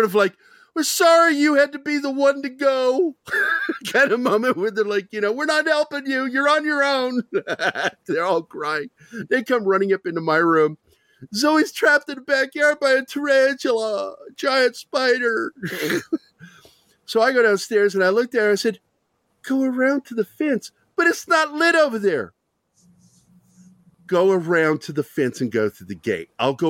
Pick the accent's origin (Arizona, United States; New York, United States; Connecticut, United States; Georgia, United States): Arizona, United States; Phoenix; moved away; I grew up in Phoenix